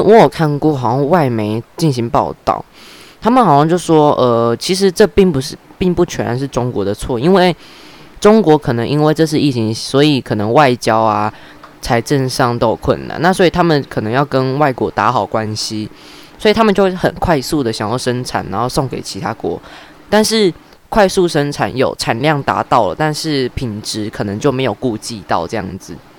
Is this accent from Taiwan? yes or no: yes; Taiwan; 那我们台湾人是不是都比较？